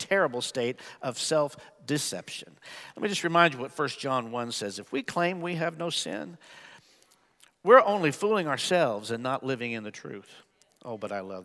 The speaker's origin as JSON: {"language": "English", "region": "Midwest", "country": "United States", "tie": "born or raised there", "said": "I was raised mostly in the Midwest"}